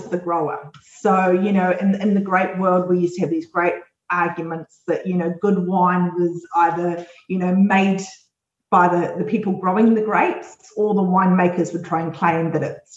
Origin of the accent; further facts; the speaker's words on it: New Zealand; also born or lived in Australia; as a New Zealander